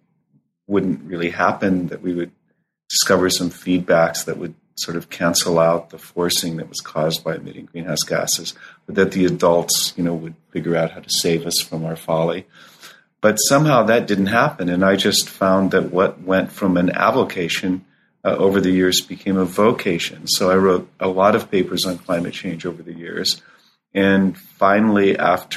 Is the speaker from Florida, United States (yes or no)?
no; Southern California, United States; moved away as an adult; also born or lived in Boulder, Colorado; As a child growing up in Southern California